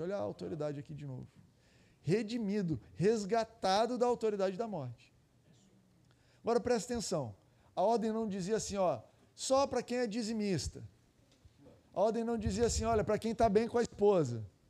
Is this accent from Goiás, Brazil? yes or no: yes; Goiás, Brazil; eu sou de Goiás lá